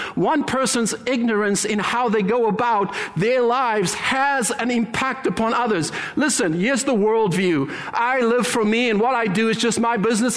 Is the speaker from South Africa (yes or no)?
yes; Cape Town, Western Cape, South Africa; moved away as an adult; now in Canada; born and raised in heaven, as I like to refer to it, South Africa, Cape Town